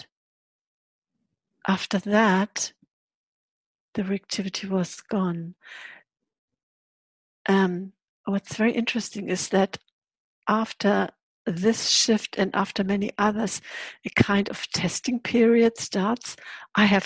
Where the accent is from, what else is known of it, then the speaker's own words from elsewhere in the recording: Hamburg, Germany; I was born in January 51. And Hamburg was still totally bombed.